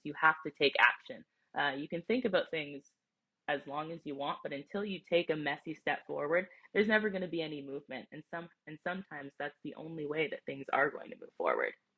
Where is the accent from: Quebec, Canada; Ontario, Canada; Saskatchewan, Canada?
Ontario, Canada; near Toronto; also born or lived in Wisconsin; I grew up near Toronto, my family's close